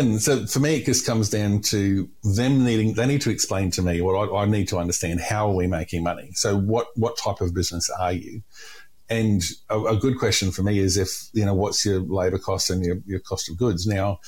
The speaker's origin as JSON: {"language": "English", "region": "Queensland", "country": "Australia", "said": "And I'm from North Queensland, right? So we didn't deliberately drink hot drinks."}